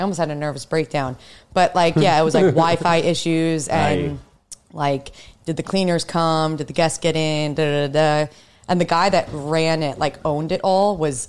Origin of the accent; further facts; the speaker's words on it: Huntington, New York, United States; moved away as an adult; now in New York City, United States; I was born on Long Island.